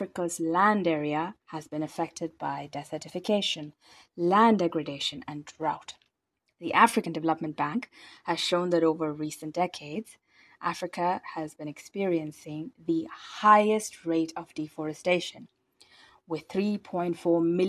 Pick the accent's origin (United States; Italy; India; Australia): India; I'm from India.